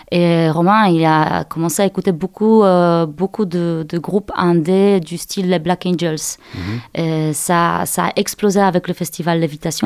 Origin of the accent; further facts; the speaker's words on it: Poland; French is a second language; moved away as an adult; now in Angers, France; je suis je suis née et j'ai grandi en Pologne.